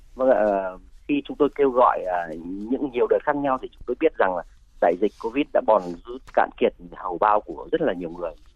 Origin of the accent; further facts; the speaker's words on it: Ho Chi Minh City, Vietnam; Tôi là người dân Sài Gòn, sinh ra lớn lên ở đây.